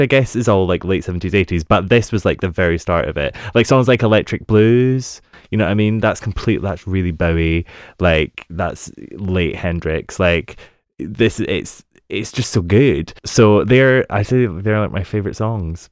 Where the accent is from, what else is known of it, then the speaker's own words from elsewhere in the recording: United Kingdom; being a Brit